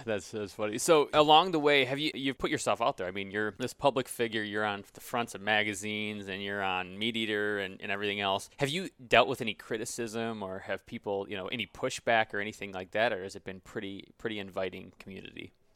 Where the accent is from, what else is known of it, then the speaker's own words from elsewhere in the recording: Grand Rapids, Michigan, United States; moved away as an adult; also born or lived in New Jersey; I grew up in Grand Rapids. I moved to New Jersey for law school.